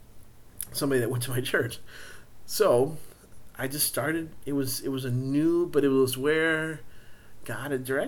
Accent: Central Texas, United States; also born or lived in San Angelo, Texas; I was way out from Central Texas. It was way out in West Texas, although 2.5 hours from where I grew up

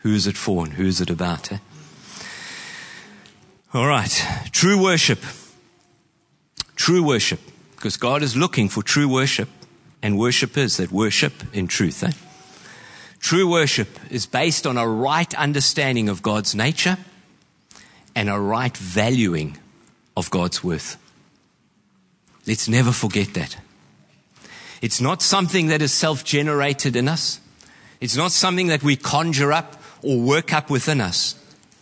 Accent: New Zealand; I know as a Kiwi

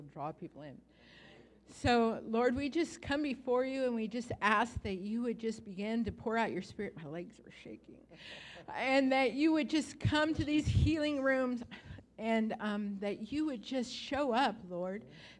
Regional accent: Santa Rosa, California, United States; we're from Santa Rosa

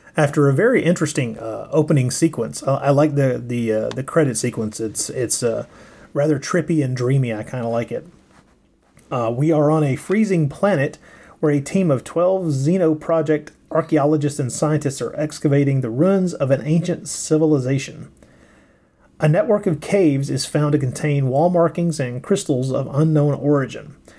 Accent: United States; I'm an American

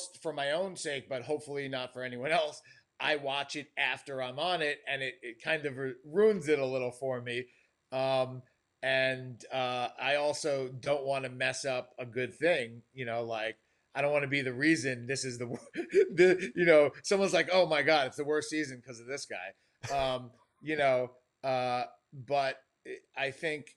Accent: New York, United States; moved away as an adult; now in Los Angeles, United States; go back to my hometown, live and work on a show like The Marvelous Mrs. Maisel

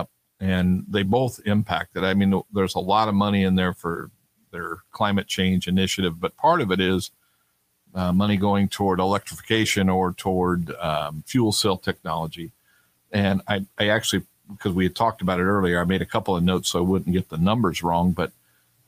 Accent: Sacramento, California, United States; moved away; I grew up in Sacramento

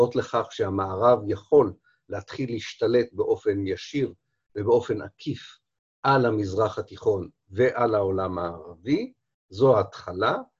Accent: Israel

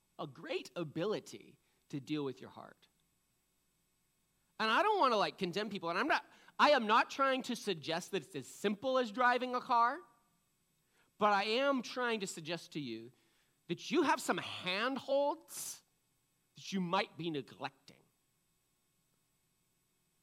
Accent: East Coast, United States; now in Washington, United States; I'm from the East Coast

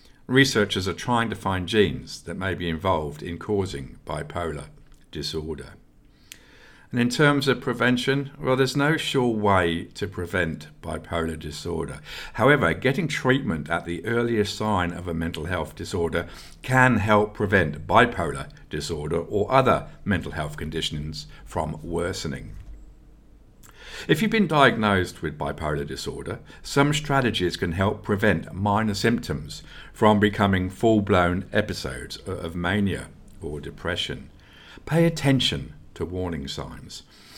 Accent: England, United Kingdom; who I also had the privilege of watching live, this time when growing up in England.

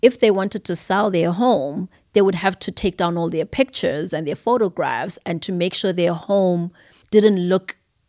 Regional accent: Zimbabwe; now in United States; It's been a while, but I grew up in Zimbabwe. Everything about me is Zimbabwean. I was born in America, so I have birthright citizenship

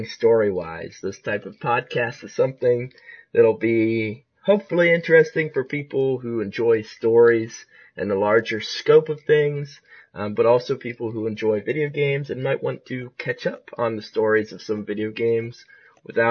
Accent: Ohio, United States; also born or lived in Pensacola, Florida; I'm an Ohio native. Well, I was born in Florida, but not there anymore

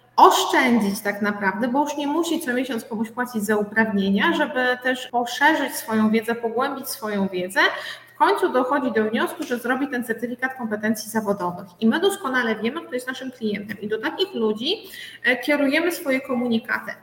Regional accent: Biała Podlaska, Lublin Voivodeship, Poland; jestem z Białej Podlaskiej

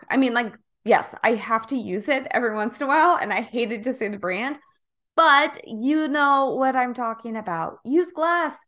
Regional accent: Kansas, United States; now in California, United States; I'm originally from Kansas

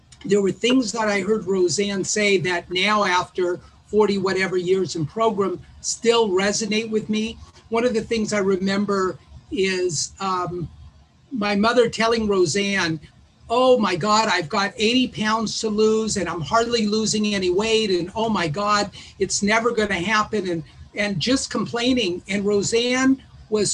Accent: Los Angeles, California, United States; I grew up in West Los Angeles

